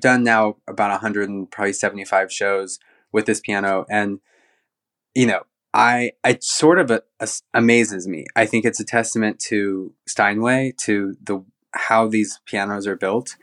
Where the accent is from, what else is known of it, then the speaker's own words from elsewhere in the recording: Central Oregon, United States; moved away as an adult; also born or lived in Newport, Oregon / London; I was born in Newport and grew up in Central Oregon